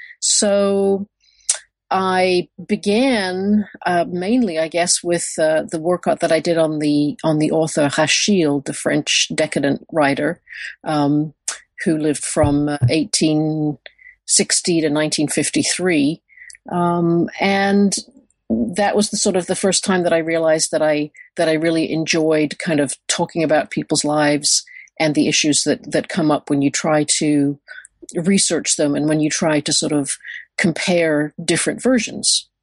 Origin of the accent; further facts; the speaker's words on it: United Kingdom; moved away as an adult; also born or lived in Michigan, United States; now in Texas, United States; I grew up in Britain and I did my undergraduate work there